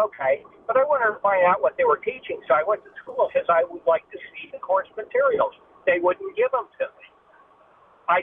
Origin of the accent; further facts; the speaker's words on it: New Jersey, United States; also born or lived in Fort Meade, Maryland; now in Wolcott, United States; I grew up in North Jersey